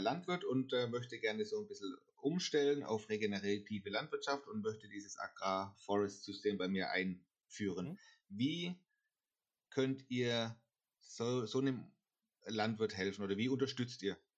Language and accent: German; near Karlsruhe, Baden-Württemberg, Germany; ich komme ja aus der Nähe von Karlsruhe